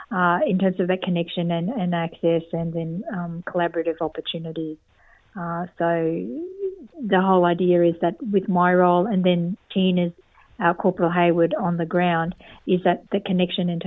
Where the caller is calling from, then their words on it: Darwin, Northern Territory, Australia; we're dialing in from Larrakia country in Darwin